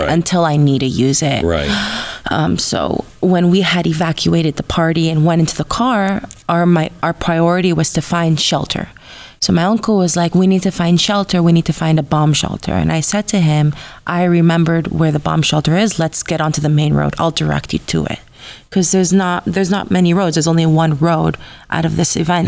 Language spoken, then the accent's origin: English; Los Angeles, California, United States; I grew up in Los Angeles my whole life